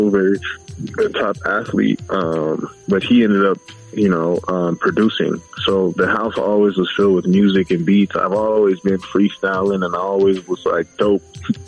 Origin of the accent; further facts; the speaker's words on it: Los Angeles, California, United States; also born or lived in Inglewood, California; I'm from Pacoima